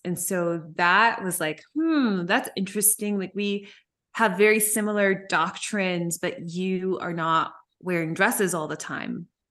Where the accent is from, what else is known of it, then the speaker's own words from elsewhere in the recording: Memphis, Tennessee, United States; when we came back to Memphis